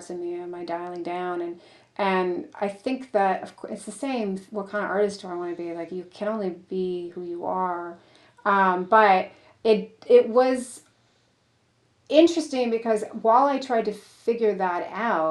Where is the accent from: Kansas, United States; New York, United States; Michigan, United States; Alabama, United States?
Michigan, United States; the Detroit suburbs; I grew up in the Detroit suburbs